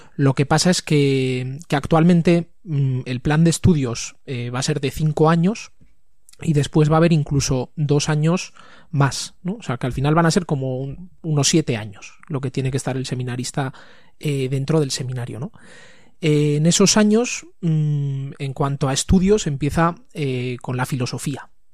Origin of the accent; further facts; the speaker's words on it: Tafalla, Navarre, Spain; now in Pamplona, Spain; estudié el colegio, el instituto, todo en, en Tafalla